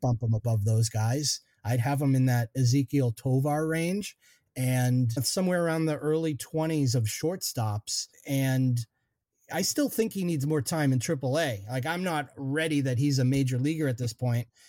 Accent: Eastern Massachusetts, United States; now in Western Massachusetts, United States; I'm a Western Mass transplant. Actually, I grew up in Eastern Mass, but oh, now West now Western Mass is home

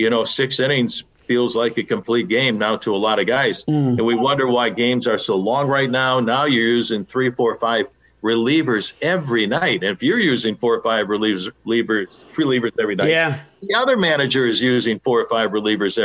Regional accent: Chicago, Illinois, United States; Growing up in Chicago

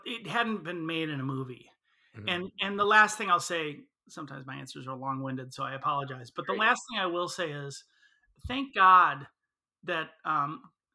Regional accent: Chicago, Illinois, United States; I'm from Chicago

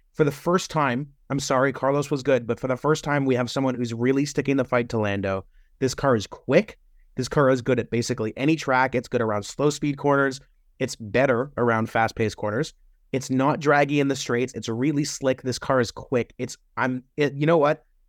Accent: Canada; As a Canadian

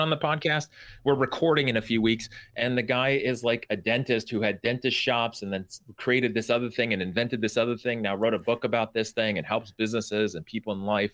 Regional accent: Bay Area, California, United States; moved away; also born or lived in eastern Washington; I grew up in the Bay Area in California

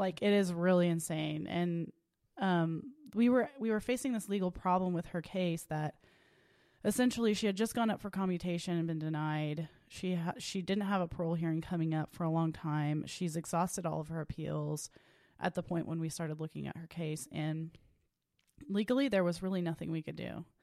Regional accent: Tulsa, Oklahoma, United States; I was born and raised in Tulsa, Oklahoma, at Saint Francis Hospital

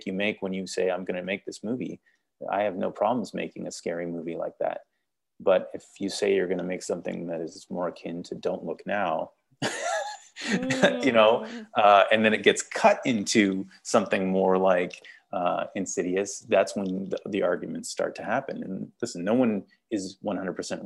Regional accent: Canada; accent: Canadian; I'm Canadian

